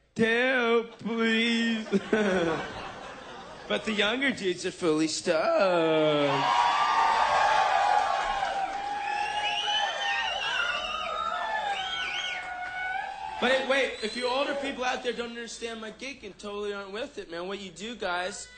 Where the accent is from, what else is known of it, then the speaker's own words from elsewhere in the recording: Los Angeles, California, United States; I grew up in Hollywood, California my whole life, in Hollywood